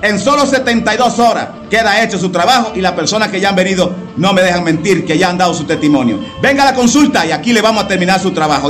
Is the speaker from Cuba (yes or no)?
yes; Cuba; soy un santero cubano